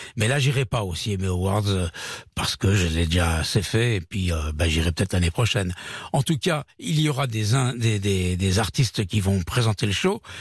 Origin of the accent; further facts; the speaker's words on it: France; chez nous à Paris, en France